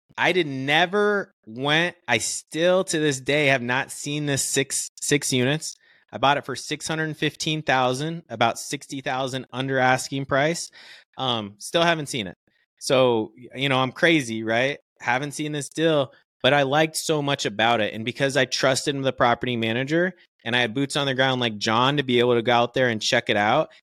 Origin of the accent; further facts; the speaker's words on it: Stone Mountain, Georgia, United States; moved away as an adult; also born or lived in Kentucky; now in Phoenix, United States; I grew up actually in Atlanta, Georgia, in a little place called Stone Mountain, Georgia